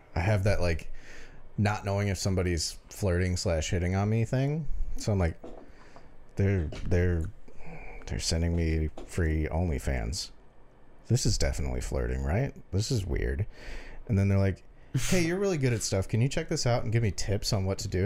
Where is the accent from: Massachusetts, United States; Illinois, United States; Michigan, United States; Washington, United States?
Michigan, United States; Detroit; we're from Detroit.